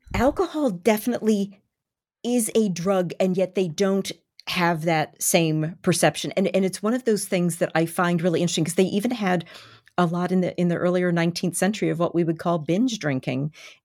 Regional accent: Baltimore, Maryland, United States; born or raised there

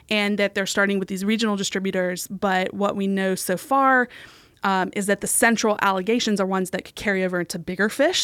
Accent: West Virginia, United States; I'm from West Virginia, and this one has some ties to my home state

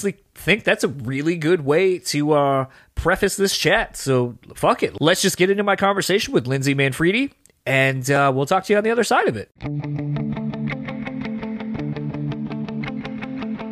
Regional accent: East Coast, United States; now in Grand Rapids, United States; I'm originally from the East Coast, but I live here in the Midwest in Michigan

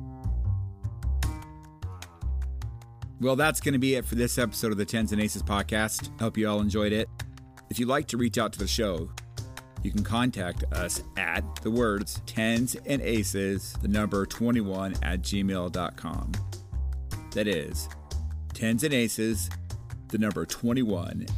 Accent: Washington, United States

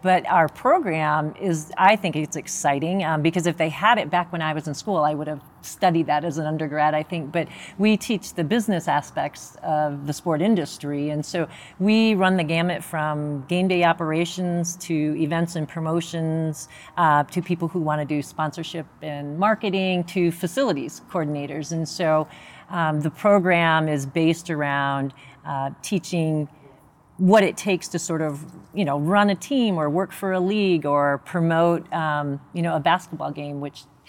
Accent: Michigan, United States; moved away as an adult; now in Colorado, United States; I grew up in the great state of Michigan

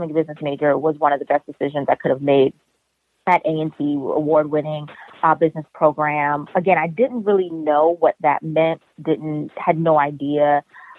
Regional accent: New York City, New York, United States; I'm from Harlem in Brooklyn

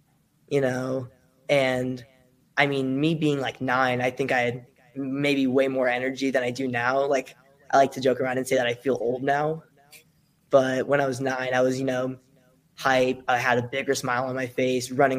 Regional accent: Las Vegas, Nevada, United States; I'm from Las Vegas, Nevada, based out of Las Vegas, Nevada.

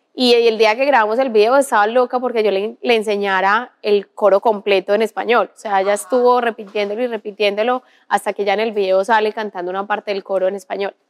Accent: Paisa, Antioquia, Colombia

